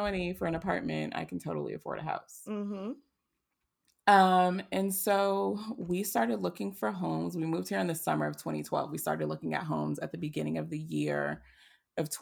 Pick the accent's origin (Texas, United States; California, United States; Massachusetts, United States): Massachusetts, United States; Boston; moved away as an adult; now in Atlanta, United States; despite being born and raised in Boston, I am a Southern Belle at heart